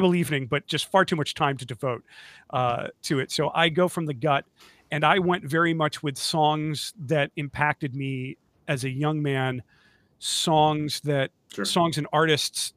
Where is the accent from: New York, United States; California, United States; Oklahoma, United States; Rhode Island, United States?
New York, United States; Rochester; growing up in the Rochester, New York area